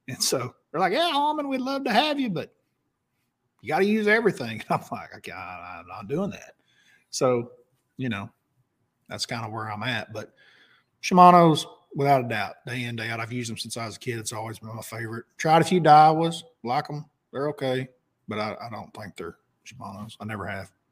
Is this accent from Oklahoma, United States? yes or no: yes; Oklahoma, United States; We're both from Oklahoma